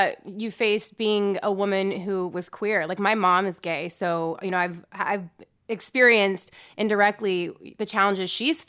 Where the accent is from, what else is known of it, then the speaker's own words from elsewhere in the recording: Utah, United States; moved away; also born or lived in New York; I'm from Utah, so I went from cold to cold